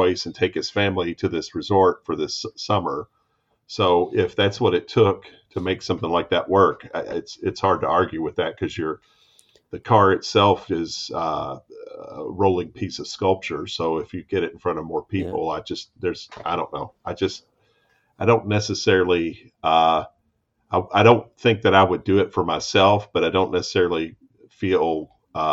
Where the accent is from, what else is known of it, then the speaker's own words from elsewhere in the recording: United States; as an American